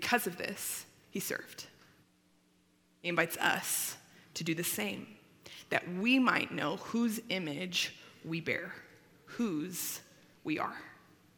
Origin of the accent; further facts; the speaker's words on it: Littleton, Colorado, United States; I grew up in Littleton